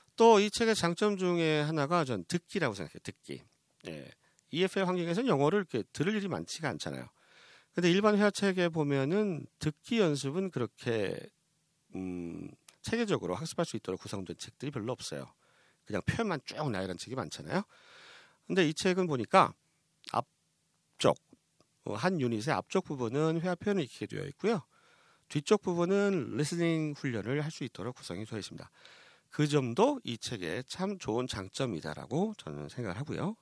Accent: South Korea

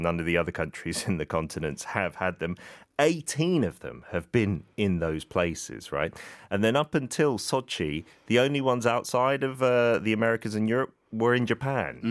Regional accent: United Kingdom; As a Brit

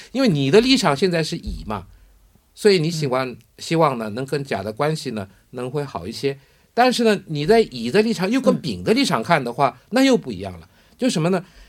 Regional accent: South Korea; 我们韩国人

